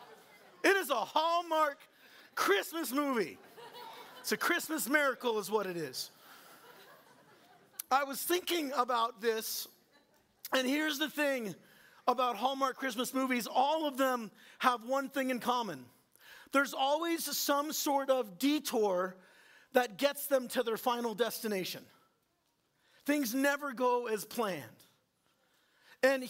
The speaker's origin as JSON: {"language": "English", "region": "Southern California", "country": "United States", "moved": "yes", "lives_now": "Northern Iowa, United States", "said": "that's where I'm from"}